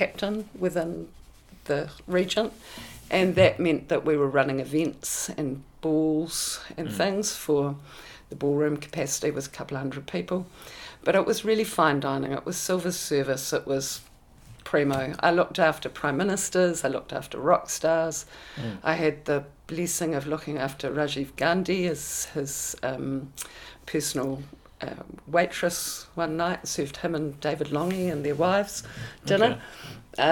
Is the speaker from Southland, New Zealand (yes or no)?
no; Auckland, New Zealand; moved away as an adult; I was born in Hume Bay in Whanganui Avenue, which is like old villa sort of Ponsonby